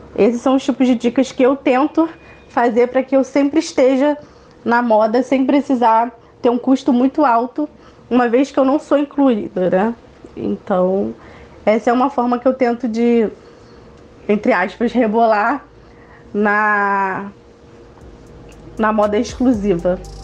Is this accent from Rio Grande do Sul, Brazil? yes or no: no; Niterói, Rio de Janeiro, Brazil; sou do Rio de Janeiro, da cidade de Niterói